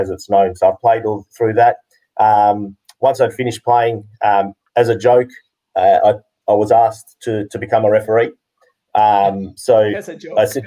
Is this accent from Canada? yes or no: no; Western Australia, Australia; I was born in Australia, first generation Greek, born over here.